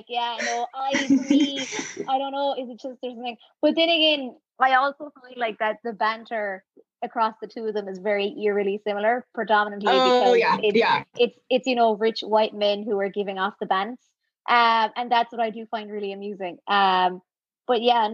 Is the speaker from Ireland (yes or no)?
yes; Millstreet, Munster, Ireland; Mill Street, like my hometown, because we have actually a tennis court.